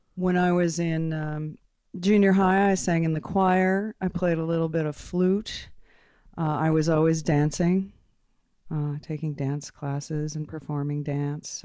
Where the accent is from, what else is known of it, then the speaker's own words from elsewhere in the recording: Portland, Maine, United States; moved away as an adult; also born or lived in Denver / New Orleans / Guatemala / Austin; now in Fort Collins, United States; I grew up in Portland, Maine.